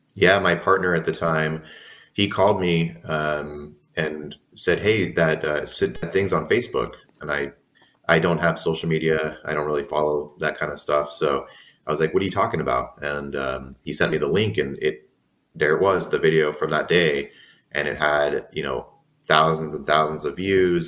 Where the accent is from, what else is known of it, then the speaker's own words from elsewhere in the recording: San Diego, California, United States; I'm born and raised in San Diego.